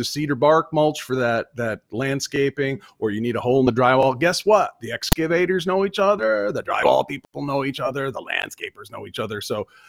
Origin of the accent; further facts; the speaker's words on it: Vermont, United States; accent: New Englander; moved away; So I'm from Vermont originally.